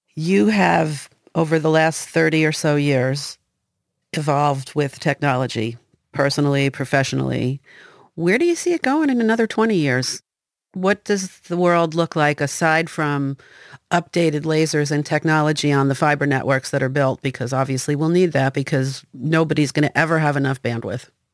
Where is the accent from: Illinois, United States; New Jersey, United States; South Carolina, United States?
New Jersey, United States; now in Maine, United States; we're from New Jersey and we're still here